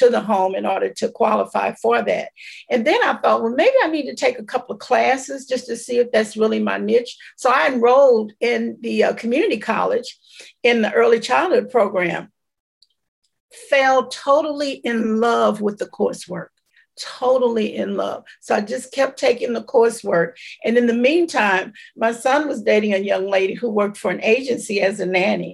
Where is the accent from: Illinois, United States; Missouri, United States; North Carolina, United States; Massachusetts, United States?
Missouri, United States; St. Louis; also born or lived in Belzoni, Mississippi; they moved here when I was probably 3 or 4 years old. So I was raised here, but I wasn't born here